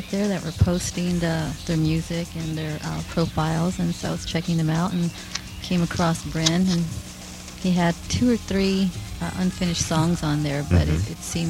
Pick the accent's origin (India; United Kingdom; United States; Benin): United States; Born and raised, USA.